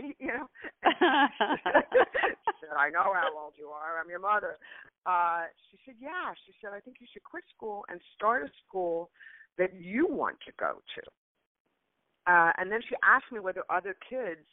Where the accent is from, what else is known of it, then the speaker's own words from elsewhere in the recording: New York City, New York, United States; I grew up in New York City, and when I was 12 years old, I actually quit school